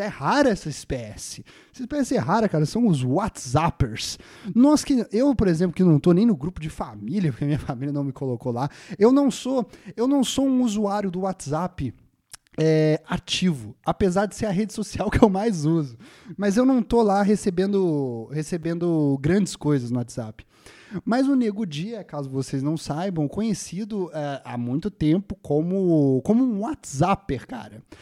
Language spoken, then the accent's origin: Portuguese; Brazil; Eu, como brasileiro